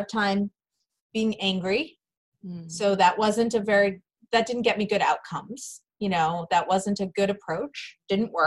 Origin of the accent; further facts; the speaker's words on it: Massachusetts, United States; moved away as an adult; I did end up moving back to my hometown in Massachusetts, where I was from